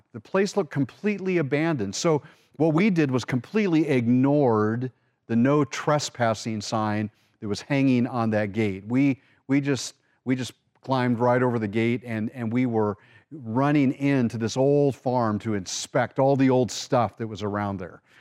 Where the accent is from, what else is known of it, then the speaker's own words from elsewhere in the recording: Orange County, California, United States; we grew up in Orange County, California